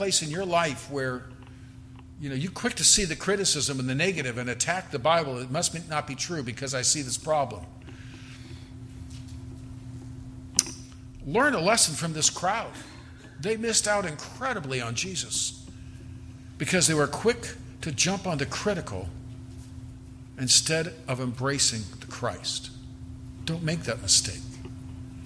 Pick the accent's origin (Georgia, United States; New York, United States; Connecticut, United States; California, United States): California, United States; now in Texas, United States; I'm from California